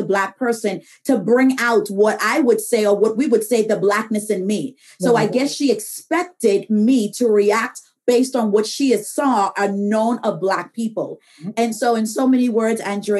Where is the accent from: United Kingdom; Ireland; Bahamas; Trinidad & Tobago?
Bahamas; moved away as an adult; now in United States; I'm originally from the Bahamas.